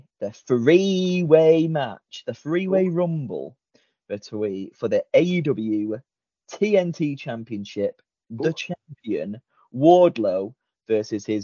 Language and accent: English; Blackpool, North West England, United Kingdom; I'm the one from Blackpool, England